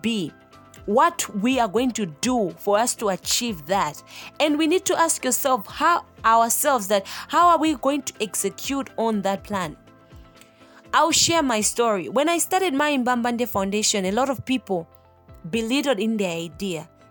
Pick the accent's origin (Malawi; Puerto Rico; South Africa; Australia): Malawi; I am from Malawi, the warm heart of Africa. I was born and raised in a family of three girls